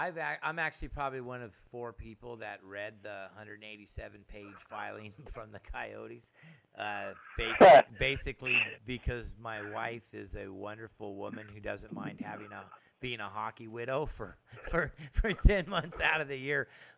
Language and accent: English; Phoenix, Arizona, United States; I was born in Phoenix.